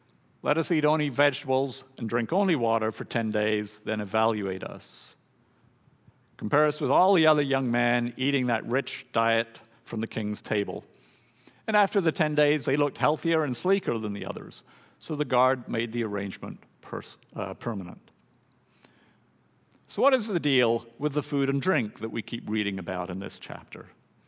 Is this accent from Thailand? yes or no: yes; Thailand; For me, growing up in Thailand, all my family, we all had Thai names, carefully chosen for their meaning by my father.